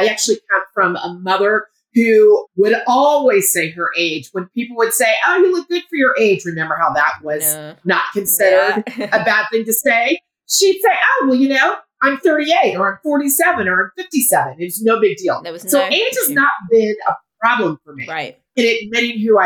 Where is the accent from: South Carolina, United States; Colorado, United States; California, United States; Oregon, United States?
Colorado, United States; also born or lived in France; I was born in France, raised in Colorado. Parents are from Houston.